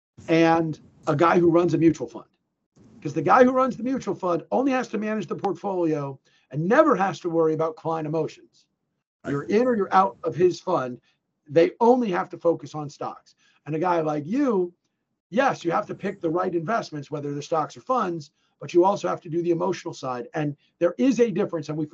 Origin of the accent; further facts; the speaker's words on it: New Jersey, United States; also born or lived in Illinois / New England; I grew up in New Jersey. Okay. Most of my life was my youth was spent in New Jersey